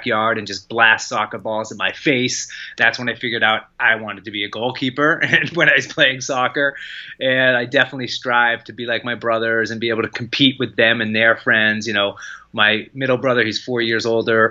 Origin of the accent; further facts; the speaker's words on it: Lexington, Massachusetts, United States; I grew up in Lexington, Massachusetts